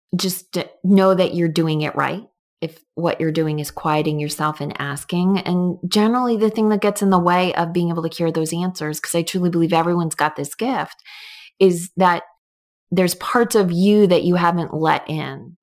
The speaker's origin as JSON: {"language": "English", "region": "New York", "country": "United States", "tie": "born or raised there", "moved": "yes", "lives_now": "Connecticut, United States", "said": "I grew up in New York"}